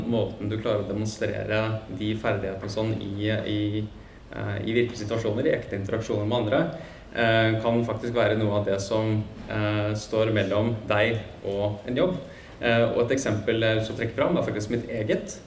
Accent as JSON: {"language": "Norwegian", "country": "Norway", "said": "som nordmenn så er vi ganske punktlige"}